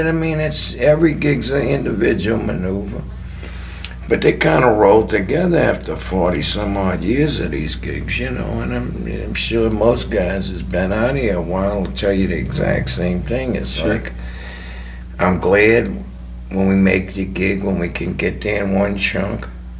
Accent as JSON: {"language": "English", "town": "New Orleans", "region": "Louisiana", "country": "United States", "tie": "born or raised there", "said": "I like to play my hometown, New Orleans."}